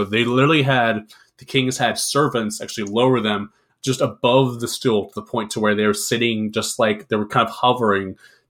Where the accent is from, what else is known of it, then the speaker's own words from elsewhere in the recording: United States; me being an American